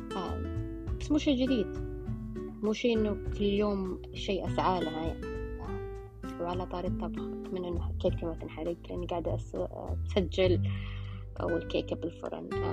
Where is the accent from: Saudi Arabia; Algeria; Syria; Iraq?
Saudi Arabia; إحنا مجتمع سعودي